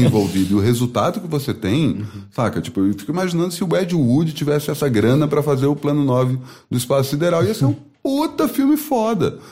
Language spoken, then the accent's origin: Portuguese; Brasília, Federal District, Brazil; moved away as an adult; also born or lived in Campinas; Sou de Brasília, fui fazer Unicamp por acaso